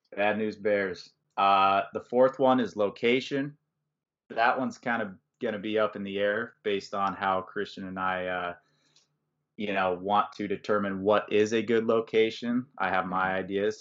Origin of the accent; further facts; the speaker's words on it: Valparaiso, Indiana, United States; we're both from Valpo